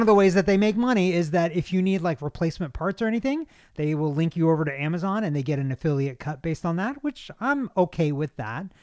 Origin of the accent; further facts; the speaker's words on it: Kentucky, United States; I'm from Kentucky